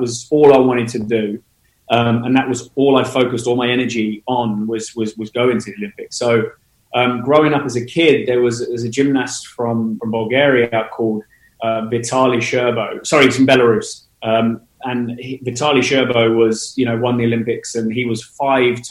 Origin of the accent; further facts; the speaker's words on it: Portsmouth, South East England, United Kingdom; moved away as an adult; now in London, United Kingdom; I grew up in the UK. I was born in Portsmouth on the south coast, and I've been living in London now since I was 19